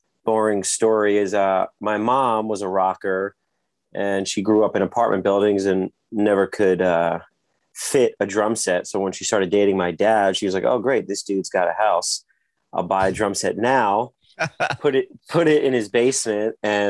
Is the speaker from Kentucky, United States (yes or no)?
no; New Jersey Shore, United States; also born or lived in Brooklyn, New York; I was born in Brooklyn, New York, and then my parents moved to New Jersey, raised in New Jersey on the shore